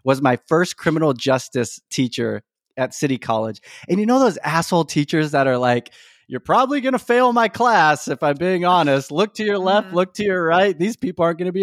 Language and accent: English; Elk Grove, California, United States; also born or lived in Whittier, California; originally, I'm from Whittier, California, but I moved to the Sacramento area, specifically Elk Grove, when I was about 9.